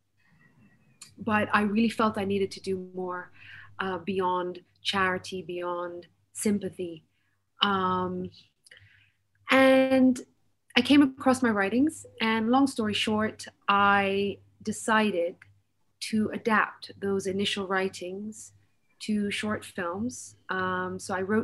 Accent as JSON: {"language": "English", "country": "United Kingdom", "tie": "born or raised there", "said": "I was born, raised, educated in the UK."}